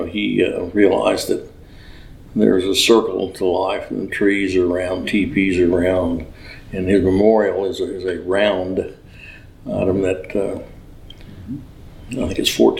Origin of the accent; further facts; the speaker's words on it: Oklahoma City, Oklahoma, United States; I'm from Oklahoma City and a member of St. Paul's, and I'm Caddo Indian.